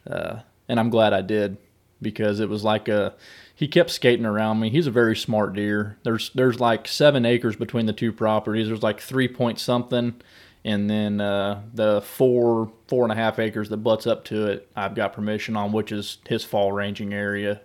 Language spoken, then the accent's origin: English; Southwest Missouri, United States; now in Columbia, United States; I grew up in Southwest Missouri, down in the hardwoods